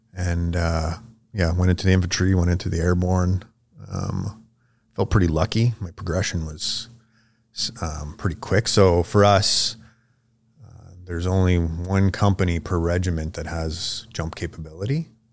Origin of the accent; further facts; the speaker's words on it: Vermilion Lake, Ontario, Canada; I would say I'm from Vermilion Lake. That's kinda where I grew up, um, but the closest city would be Sudbury. Ontario.